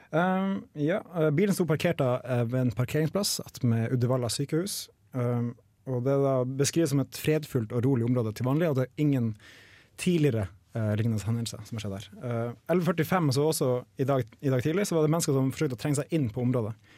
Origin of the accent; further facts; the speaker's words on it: Nordreisa, Troms, Norway; now in Trondheim, Norway; Jeg er fra Nordreisa i Nord-Troms